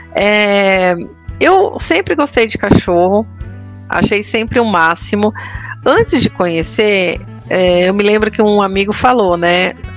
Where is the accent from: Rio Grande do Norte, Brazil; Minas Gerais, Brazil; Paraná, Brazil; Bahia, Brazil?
Bahia, Brazil; interior of; Eu com esse sotaque, oxente